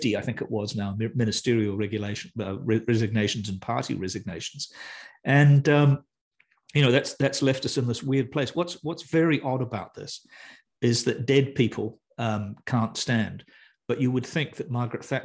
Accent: New Zealand; also born or lived in United Kingdom; I'm a New Zealander.

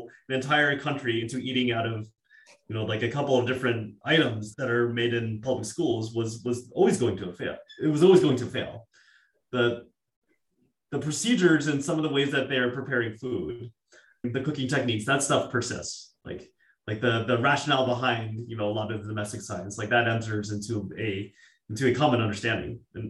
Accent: California, United States; moved away as an adult; now in Boston, United States; I live in Boston. I grew up in California. My parents are in the Philippines.

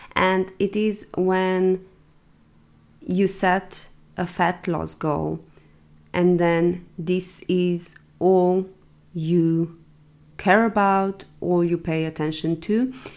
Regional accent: Slovenia; now in Valencia, Spain; going home to Slovenia for Christmas

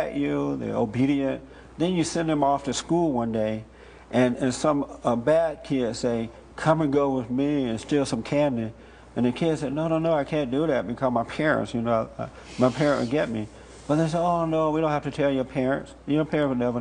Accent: United States; I'm American. I'm not Afro-American. I am 100% American

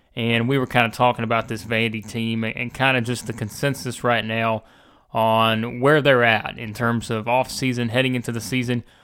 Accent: Nashville, Tennessee, United States; growing up in Nashville

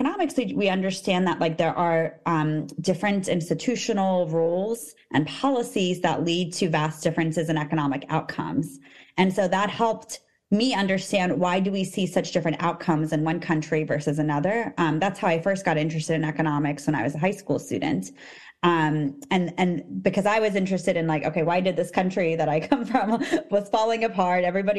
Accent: Armenia; moved away; So we came from Armenia, actually.

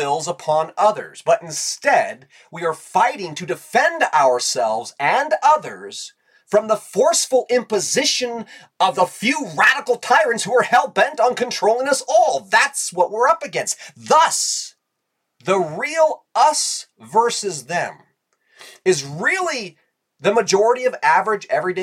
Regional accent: United States; as Americans

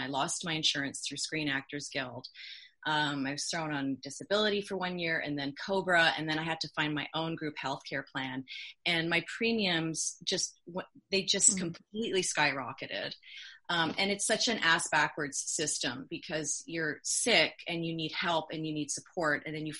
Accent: Canada; also born or lived in California; I'm a Canadian and an American citizen, and I absolutely loved the 22 years that I lived in California.

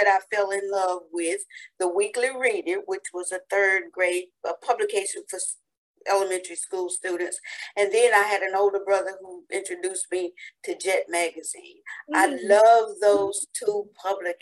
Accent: Humboldt, Tennessee, United States; my hometown of Humboldt

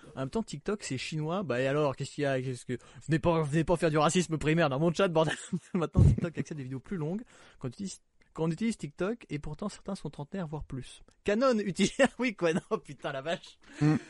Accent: Normandy, France; je suis normand

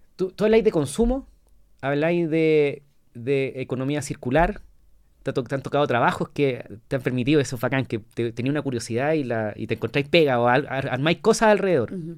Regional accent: La Serena, Coquimbo, Chile; moved away; yo soy de La Serena

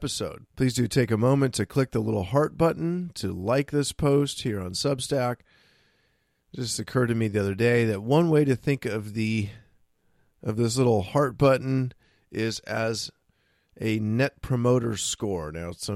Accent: San Francisco, California, United States; when I was growing up in San Francisco

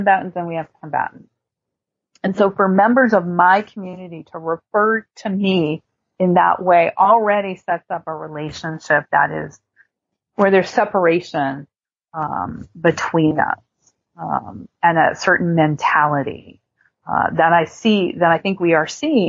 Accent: United States; as an American society

